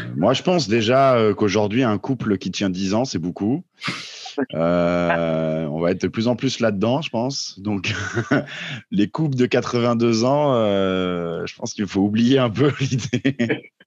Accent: Vosges / Jura, Grand Est, France; c'est pas loin de là d'où je viens aussi, les Vosges

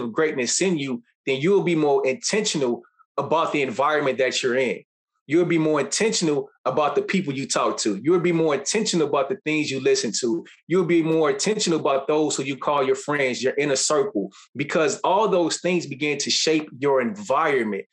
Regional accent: Chicago, Illinois, United States; Growing up in the inner city of Chicago

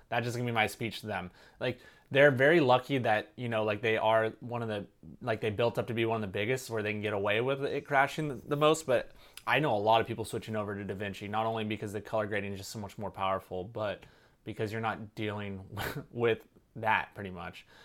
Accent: Santa Cruz, California, United States; my hometown of Santa Cruz

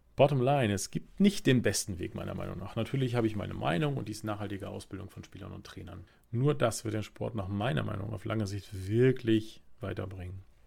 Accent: Germany; wir als Deutsche

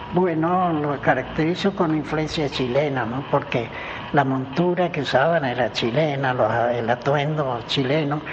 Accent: Mendoza, Argentina; also born or lived in Los Nogales, Santa Fe; yo nací en Santa Fe, en Los Nogales, porque mi padre era mecánico y fui allá a dirigir un conjunto de trilladoras. Pero mi madre, que era muy mendocina, me presentó en el registro civil de Luján, así que legalmente soy lujanense

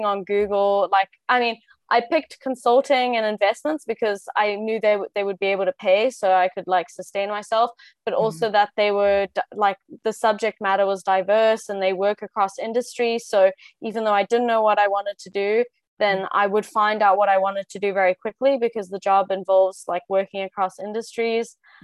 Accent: South Africa; now in Brussels, Belgium; I'm South African, but I have Spanish nationality because my mom is Spanish

